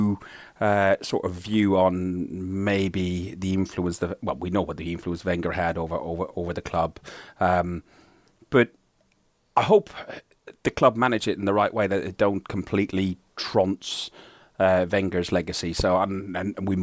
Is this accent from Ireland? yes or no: yes; Ireland; also born or lived in England; now in United Kingdom; me being Irish